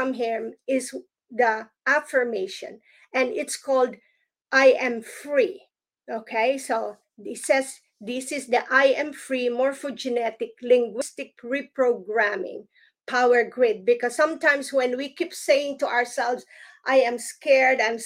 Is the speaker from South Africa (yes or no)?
no; Philippines; now in United States; I grew up in the Philippines and as a Protestant